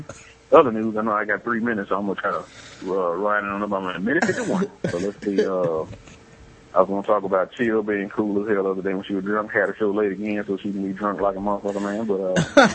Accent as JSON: {"language": "English", "country": "Canada", "said": "I'm from Canada"}